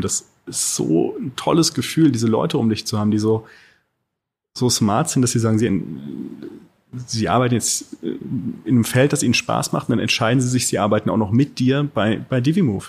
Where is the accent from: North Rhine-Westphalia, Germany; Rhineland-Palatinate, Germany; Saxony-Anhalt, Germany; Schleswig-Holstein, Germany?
Rhineland-Palatinate, Germany; now in Berlin, Germany; Ich komme aus der Pfalz